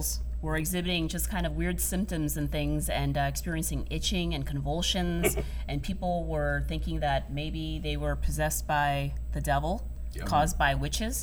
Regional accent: Boston, Massachusetts, United States; I'm from Massachusetts. I'm from the Boston area

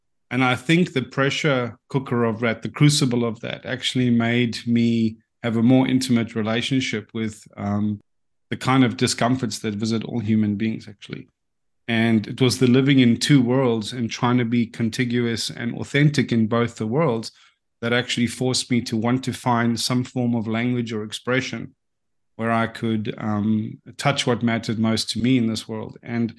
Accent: South Africa; now in Australia; Well, yeah. So that was about in 2008. And if anyone knows anything about what the climate there is like socially, it's politically and administratively quite dysfunctional.

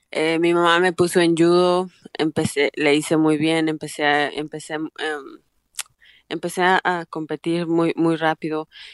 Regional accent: Aguascalientes, Mexico; now in Canada; estaba un poco peligrosa en México, en Aguascalientes

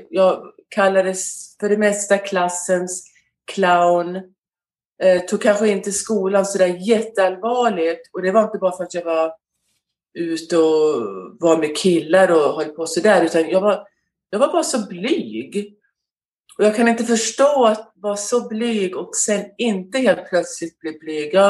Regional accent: Skåne, Sweden; also born or lived in Västerås; now in United States; Eh, jag är född i Västerås och bodde där till jag var fem år. Och sen eh, när min mamma och pappa skilde sig så åkte vi ner till Skåne.

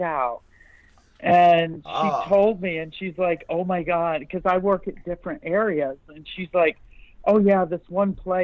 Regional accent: upstate New York, United States; now in Kentucky, United States; I'm from New York, it's like, way upstate, like the 300 inches of snow a year in New York

